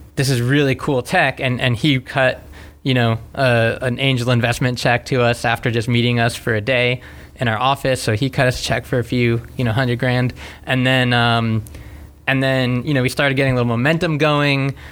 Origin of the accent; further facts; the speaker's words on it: South Florida, United States; also born or lived in Gainesville, Florida; I grew up in South Florida and I came to Gainesville for for an engineering degree at UF